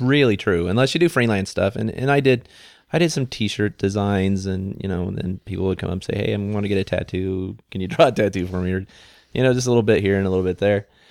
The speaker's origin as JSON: {"language": "English", "town": "McCook", "region": "Nebraska", "country": "United States", "tie": "born or raised there", "said": "I grew up in McCook, Nebraska"}